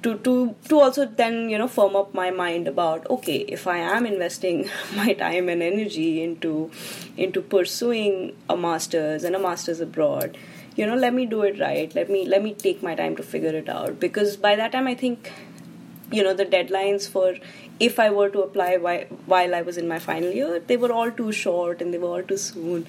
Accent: Delhi, India; I am from Delhi

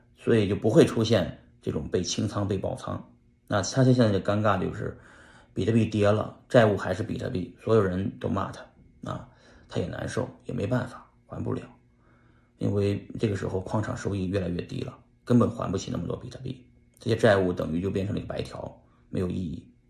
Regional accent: China; 我们中国人

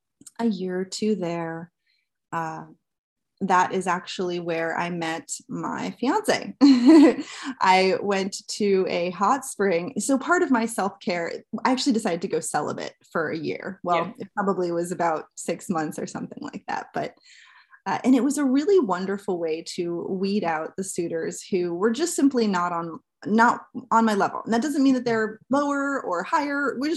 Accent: New Jersey, United States; I'm from New Jersey.

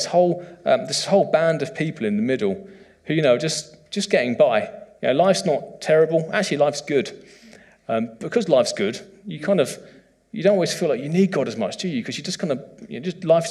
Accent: United Kingdom; as a British man

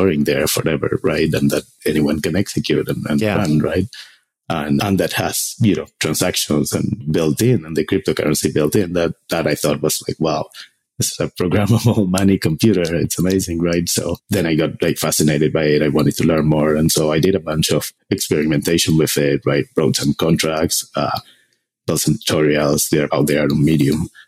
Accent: Argentina; moved away as an adult; I'm from Argentina originally. I did computer engineering there

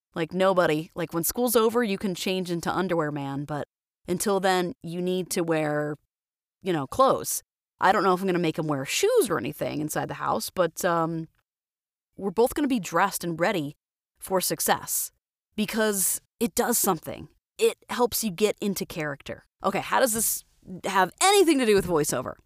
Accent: Florida, United States; moved away as an adult; now in Twin Falls, United States; I'm from Florida originally

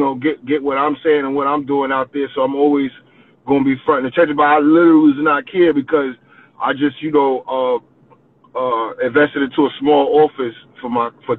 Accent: New York City, New York, United States; I'm from the last stop in New York. I'm from Coney Island

